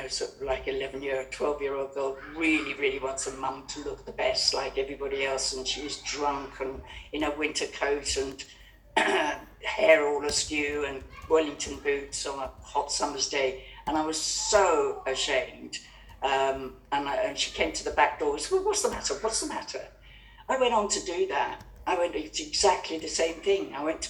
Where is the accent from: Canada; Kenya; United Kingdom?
Kenya; I was brought up and born in Kenya, where my parents were the Happy Valley set.